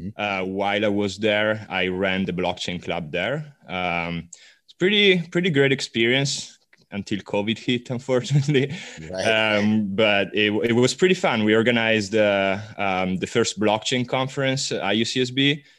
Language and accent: English; Milan, Lombardy, Italy; moved away as an adult; now in California, United States; I'm originally Italian. I'm from Milan. Studied economics in Italy, moved out to California about 3 years ago.